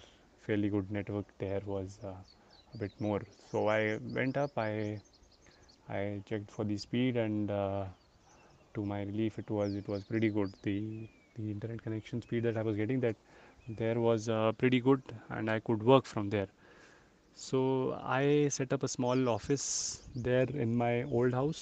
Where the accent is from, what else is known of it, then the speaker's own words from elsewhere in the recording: Almora district, Uttarakhand, India; now in New Delhi, India; I basically live in New Delhi, but my hometown is in Uttarakhand. It's in district Almora.